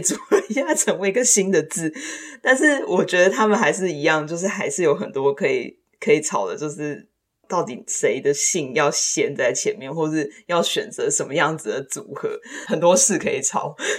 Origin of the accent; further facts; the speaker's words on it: Taiwan; now in United States; 我不是，我不是美国人，我是一个台湾人